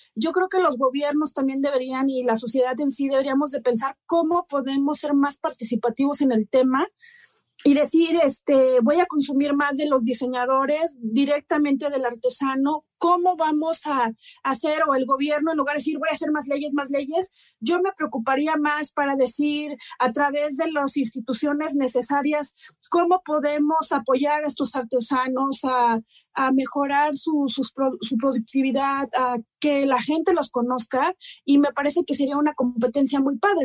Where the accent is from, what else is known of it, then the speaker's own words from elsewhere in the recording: Oaxaca, Mexico; yo soy de Oaxaca